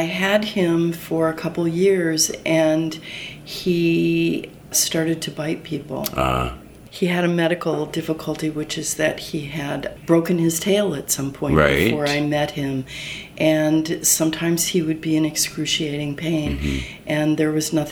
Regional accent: Moline, Illinois, United States; moved away; Moline, Illinois, which is right on the Mississippi River.

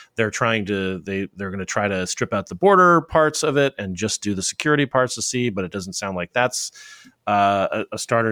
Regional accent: Arizona, United States; from Arizona, my home state

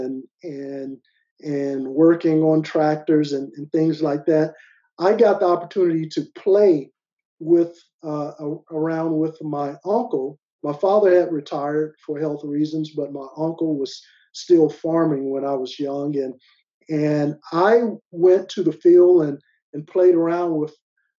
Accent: Arkansas Delta, United States; also born or lived in California / Belgium / Virginia; now in Fredericksburg, United States; I grew up in the Arkansas Delta. It's in the southeastern part of Arkansas, you know, just off the Mississippi River.

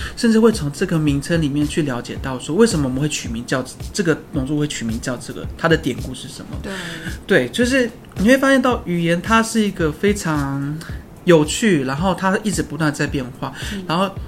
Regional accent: Taiwan; 我布农族嘛

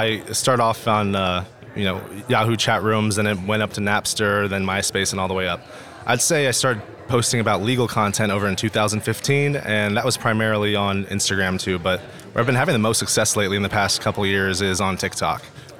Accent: California, United States; I grew up in the Bay Area, but I ended up playing college ball at the University of Idaho.

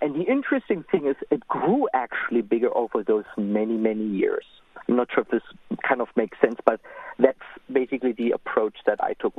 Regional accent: Germany; moved away; also born or lived in Israel; I'm also from Europe. I'm from Germany.

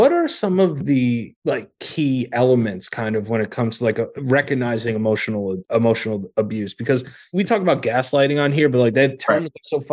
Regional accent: New York, United States; I'm from New York

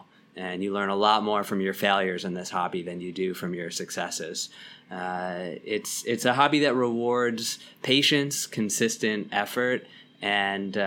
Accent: Lower Merion, Pennsylvania, United States; now in New York City, United States; I grew up outside of Philly in the suburbs, a suburb called Lower Merion.

